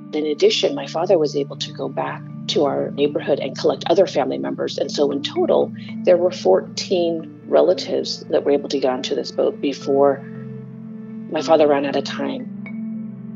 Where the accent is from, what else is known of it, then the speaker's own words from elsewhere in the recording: Corvallis, Oregon, United States; also born or lived in Kampong Som, Cambodia; my hometown um, there in Oregon